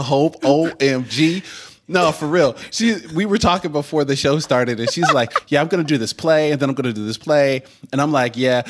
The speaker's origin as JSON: {"language": "English", "region": "Oregon", "country": "United States", "said": "as an Oregonian"}